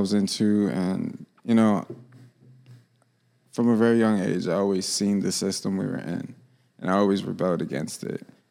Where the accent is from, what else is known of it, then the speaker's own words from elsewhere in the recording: Florida, United States; I'm from Florida.